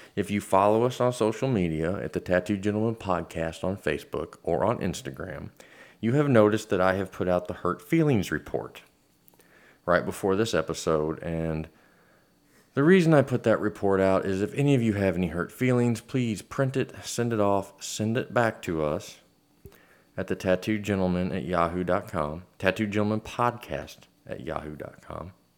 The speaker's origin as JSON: {"language": "English", "country": "United States", "said": "We're American."}